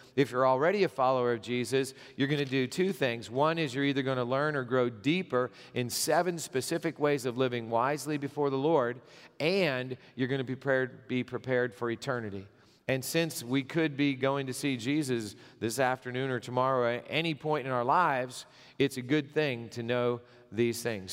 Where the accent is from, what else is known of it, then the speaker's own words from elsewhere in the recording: Gipsy, Pennsylvania, United States; I grew up in Pennsylvania, I, I lived most of my, uh, growing up years in Gypsy, Pennsylvania.